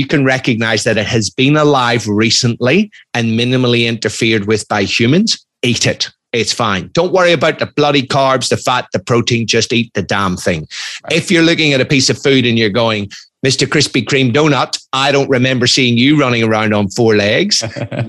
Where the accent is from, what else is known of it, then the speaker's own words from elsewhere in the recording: Ireland; moved away; also born or lived in United Kingdom / Australia; I'm Irish, I'm ex-military